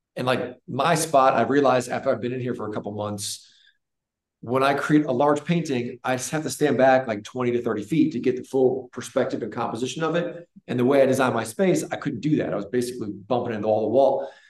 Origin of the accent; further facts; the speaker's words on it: Northeast Ohio, United States; moved away as an adult; also born or lived in Chicago; now in Charlotte, United States; I grew up in Northeast Ohio, a very sheltered, normal, wonderful life